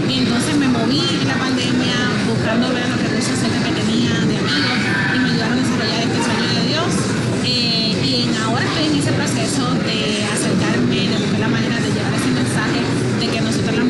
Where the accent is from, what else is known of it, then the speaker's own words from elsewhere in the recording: Puerto Rico; also born or lived in Florida; now in Tampa, United States; Yo nací aquí en la Florida, eh, me crié en Puerto Rico y por muchos años viví en Puerto Rico. Hace cuatro años estoy viviendo en la ciudad de Tampa, Florida